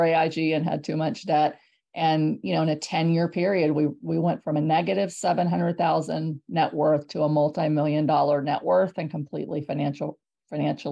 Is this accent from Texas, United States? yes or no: yes; San Antonio, Texas, United States; born or raised there; moved away as an adult; also born or lived in Houston, Texas; now in Hershey, United States